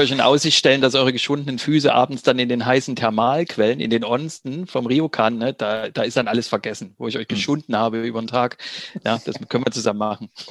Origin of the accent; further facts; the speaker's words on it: Germany; als Deutsche